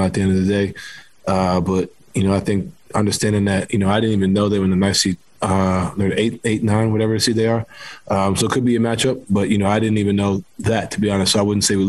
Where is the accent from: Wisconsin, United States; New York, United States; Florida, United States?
New York, United States; New York City; I grew up playing basketball in New York City